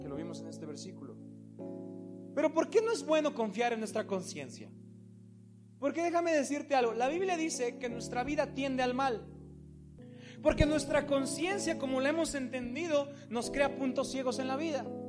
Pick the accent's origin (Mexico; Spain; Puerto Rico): Mexico; nosotros como mexicanos